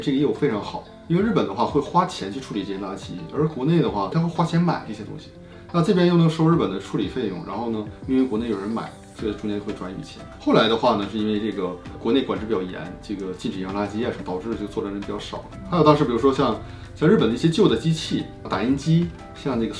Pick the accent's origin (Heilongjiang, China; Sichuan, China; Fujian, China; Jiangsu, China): Heilongjiang, China; Harbin; moved away as an adult; now in Japan; 我是我是哈尔滨人，说话比较标准啊。